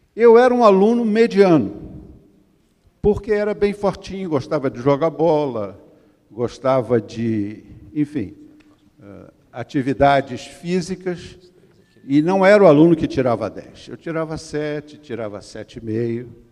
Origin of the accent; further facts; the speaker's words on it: Brazil; eu sou do Brasil